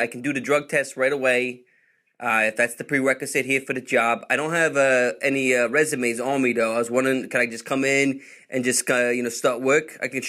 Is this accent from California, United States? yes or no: no; New York, United States; Because, I'm from New York, and, like, we like to protect, our privacy and stuff like that.